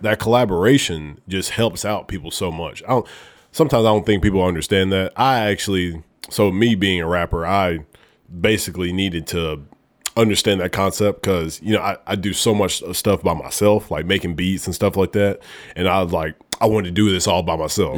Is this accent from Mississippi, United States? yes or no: no; Oneonta, Alabama, United States; moved away as an adult; now in Memphis, United States; I'm from a small town, Oneonta, Alabama